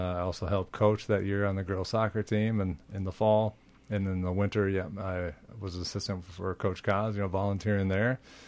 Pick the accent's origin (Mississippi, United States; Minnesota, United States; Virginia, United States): Minnesota, United States; Minneapolis; No, I'm from Minneapolis.